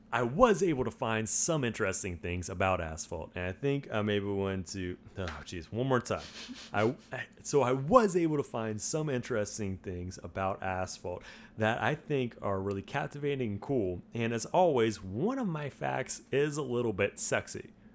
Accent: United States; I'm an American

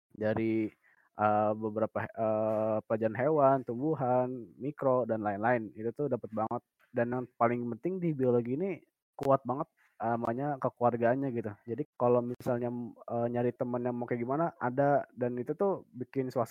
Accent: Palembang, South Sumatra, Indonesia; born there; now in Bekasi, Indonesia; Dan gue lahir normal di Palembang 20 Februari 2001 tempat tinggal gue sekarang di Bekasi.

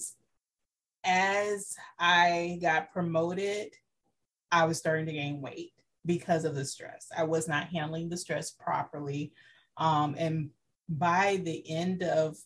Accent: South Carolina, United States; moved away as an adult; now in Central Florida, United States; I am originally from South Carolina, moved to Florida to go to law school

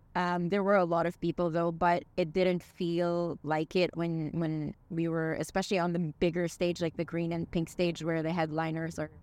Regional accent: Dubai, United Arab Emirates; We're from Dubai

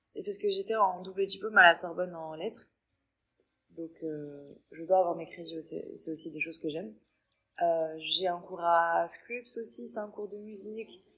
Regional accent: Tangier, Tanger-Tetouan-Al Hoceima, Morocco; moved away as an adult; also born or lived in Paris, France; now in Claremont, United States; je suis marocaine, purement marocaine à 100%, et j'ai vécu au Maroc toute ma vie.

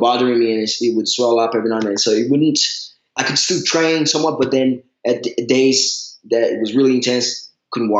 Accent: Brazil; moved away; Growing up in Brazil

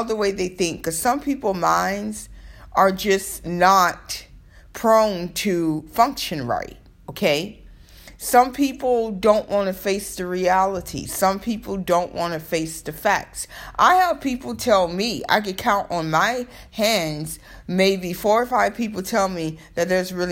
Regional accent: Florida, United States; now in New York, United States; I'm from Florida

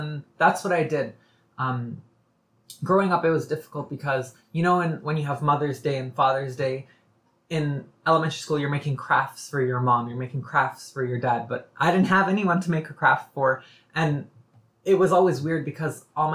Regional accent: Toronto, Ontario, Canada; I was born and raised here. I was born in Scarborough, actually. And I'd like to point out, I came from Malvern, so a low-income neighborhood in Scarborough. And I grew up there.

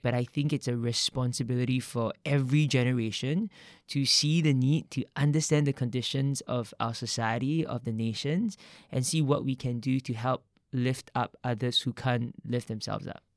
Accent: Singapore; growing up in Singapore

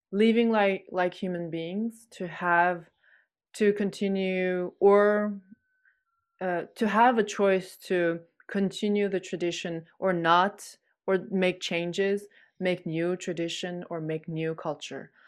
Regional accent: Urumqi, Xinjiang, China; now in France; I'm originally from Urumqi, from, um, Uyghur region.

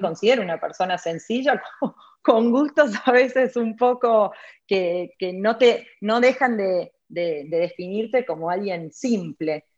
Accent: Buenos Aires, Argentina; moved away as an adult; also born or lived in Santiago, Chile / London, United Kingdom; now in North Carolina, United States; soy argentina, que no sé, eh, que oriunda de Villa de Voto, siempre lo digo, porque no es lo mismo nacer en Capital Federal que en Villa de Voto

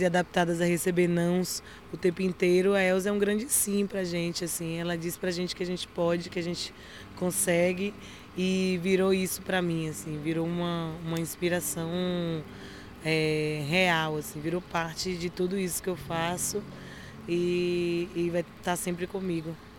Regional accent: Bahia, Brazil; somos da Bahia

